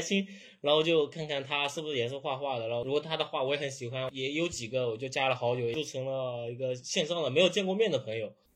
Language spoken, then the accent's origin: Chinese; Zhejiang, China; 我是浙江嘛，我是没有像杭州、上海那边那么多展会的